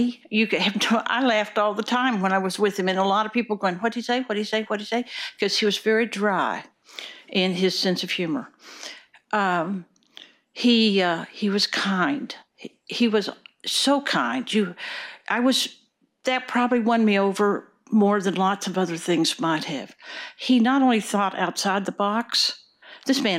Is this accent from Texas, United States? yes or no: yes; Wichita Falls, Texas, United States; moved away as an adult; now in Oregon, United States; I grew up in Wichita Falls, Texas